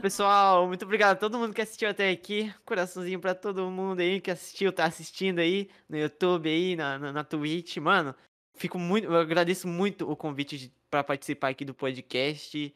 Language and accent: Portuguese; São Paulo, Brazil; now in Minas Gerais, Brazil; Nasci em São Paulo, cresci em São Paulo